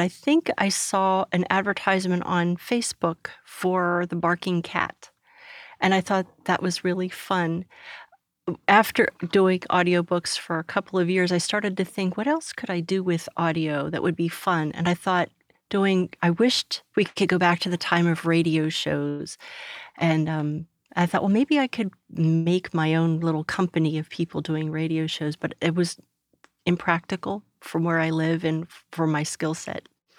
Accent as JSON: {"language": "English", "town": "Pittsburgh", "region": "Pennsylvania", "country": "United States", "tie": "born or raised there", "said": "in Pittsburgh, so yeah, I am from around here, but not from Texas."}